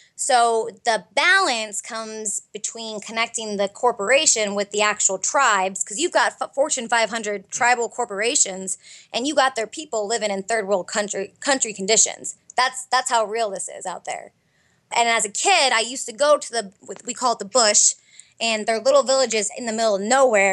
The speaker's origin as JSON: {"language": "English", "town": "Fairbanks", "region": "Alaska", "country": "United States", "tie": "born or raised there", "moved": "as an adult", "lives_now": "Arizona, United States", "said": "I grew up in Fairbanks, Alaska, and went to law school here in Arizona"}